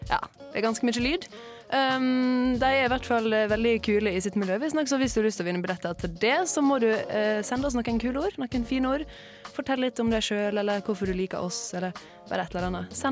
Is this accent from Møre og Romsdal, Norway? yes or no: yes; Møre og Romsdal, Norway; i jula så har jo jeg vært hjemme på Sunnmøre og, og spilt Scrabble.